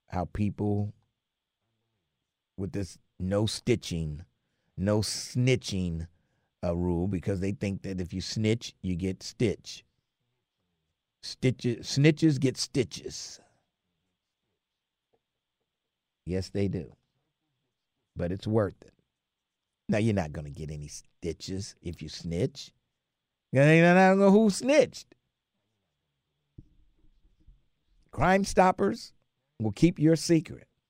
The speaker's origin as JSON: {"language": "English", "town": "Cincinnati", "region": "Ohio", "country": "United States", "tie": "born or raised there", "said": "I was born in General Hospital 73 years ago"}